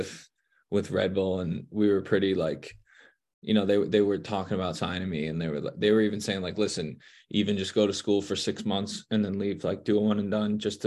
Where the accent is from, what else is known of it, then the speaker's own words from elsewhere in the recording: New Jersey, United States; moved away as an adult; now in Cincinnati, United States; we're from Jersey